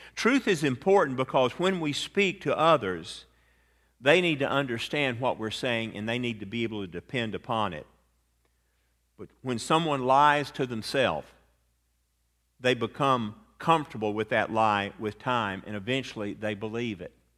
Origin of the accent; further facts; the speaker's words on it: Atlanta, Georgia, United States; a lawyer friend of mine that I grew up with in Atlanta